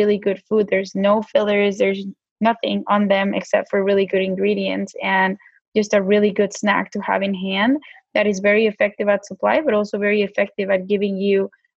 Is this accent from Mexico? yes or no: yes; Mexico; accent: Mexican; my Mexican accent comes out sometimes